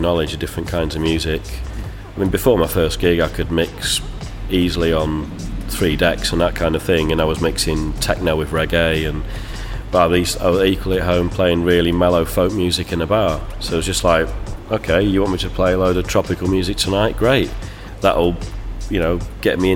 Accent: Manchester, North West England, United Kingdom; I'm from Manchester

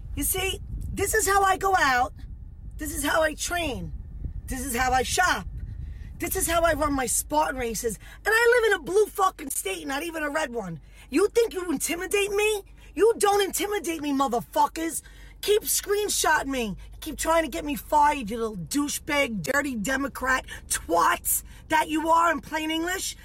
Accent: New York, United States; I'm a New Yorker.

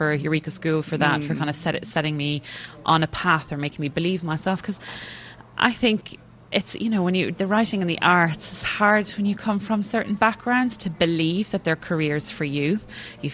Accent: Kells, County Meath, Ireland; moved away as an adult; now in England; I grew up in Kilmainham, which is just about 2 miles towards Dublin outside the town.

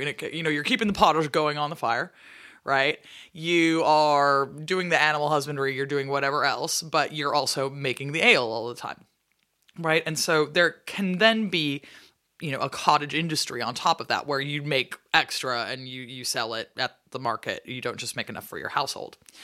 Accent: Seattle, Washington, United States; I'm from Seattle

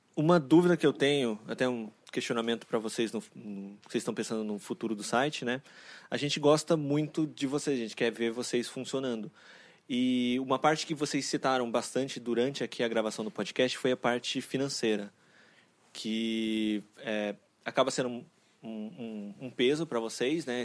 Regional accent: São Paulo, Brazil; tenho 31 anos, é, sou aqui de São Paulo também.

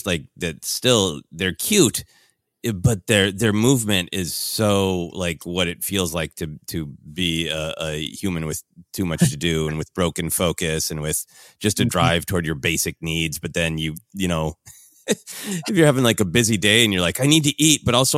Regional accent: Midwest, United States; what I experienced in the Midwest

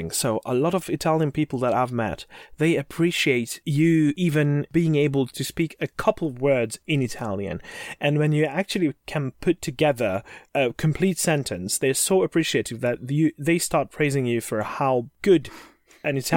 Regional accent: Flemish part of Belgium, near Bruges, Flanders, Belgium; I'm from Belgium.

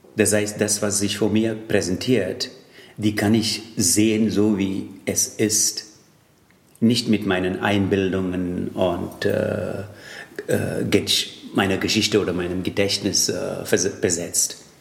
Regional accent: Tamil Nadu, India; first language Tamil; German is a second language; now in Germany; Allerdings komme ich aus äh, Tamil Nadu.

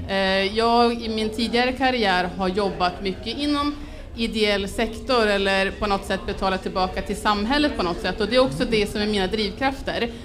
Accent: Örnsköldsvik, Västernorrland County, Sweden; now in Stockholm, Sweden; jag eh, kommer från Örnsköldsvik men bor i Stockholm

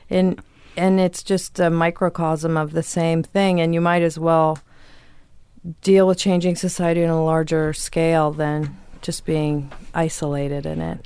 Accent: Virginia, United States; moved away; also born or lived in Chicago; we lived in a hippie commune in Virginia

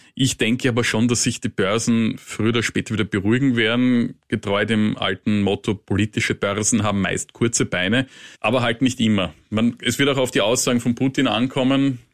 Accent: Austria; als kleiner österreichischer Journalist

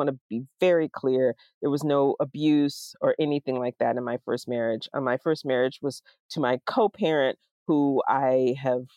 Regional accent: the South, United States; moved away as an adult; now in Pittsburgh, United States; I was not living in the South anymore

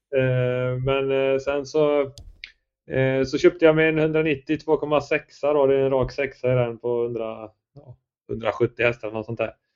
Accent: Värsås, Västra Götaland, Sweden; moved away as an adult; also born or lived in Skövde; now in Gothenburg, Sweden; jag är uppväxt från början i Värsås utanför Skövde

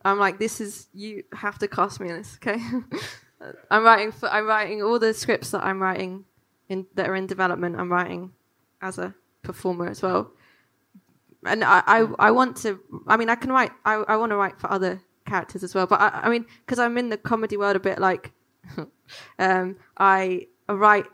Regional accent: London, United Kingdom; growing up in London

